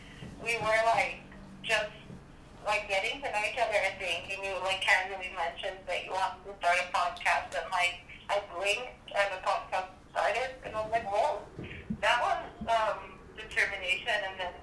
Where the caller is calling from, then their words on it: Philadelphia, Pennsylvania, United States; I'm phoning you from Philadelphia.